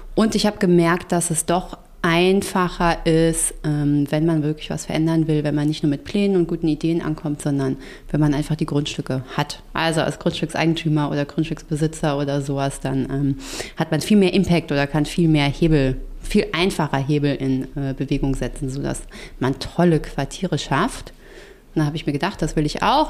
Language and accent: German; Frankfurt, Hesse, Germany; also born or lived in Darmstadt / China; ich komme aus Frankfurt